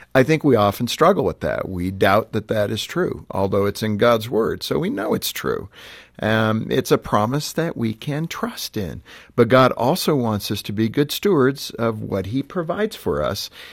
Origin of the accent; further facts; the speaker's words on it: Southern California, United States; I grew up in Southern Cal